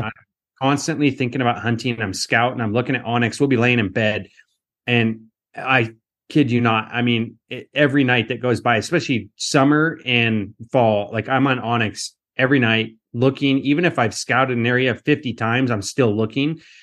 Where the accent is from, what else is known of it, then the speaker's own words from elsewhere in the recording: Western Washington, United States; I grew up in Western Washington